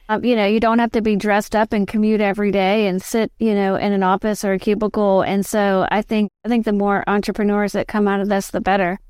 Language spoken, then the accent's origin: English; Richmond, Virginia, United States; I was born and raised in Richmond, Virginia.